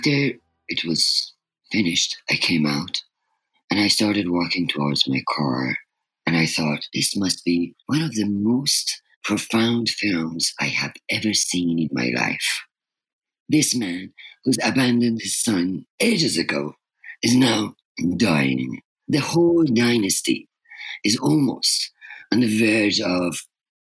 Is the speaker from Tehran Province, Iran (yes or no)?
yes; Tehran, Tehran Province, Iran; moved away as an adult; I was missing the serenity in my hometown in Tehran